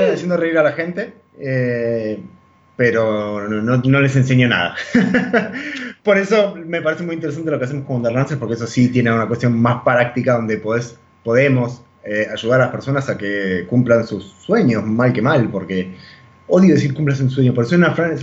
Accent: Argentina; moved away as an adult; nosotros como latinoamericanos, como argentinos, estamos muy acostumbrados a comer carne de vaca

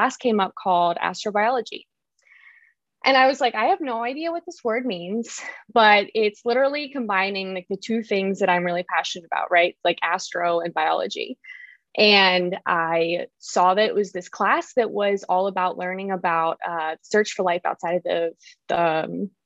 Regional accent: Salisbury, Maryland, United States; moved away as an adult; now in Los Angeles, United States; I grew up in the Eastern Shore of Maryland in a really small town, rural community, Salisbury, Maryland.

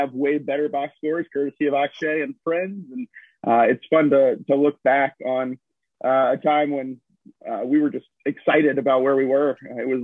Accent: Atlanta suburbs, Georgia, United States; I was born and raised in Atlanta suburbs.

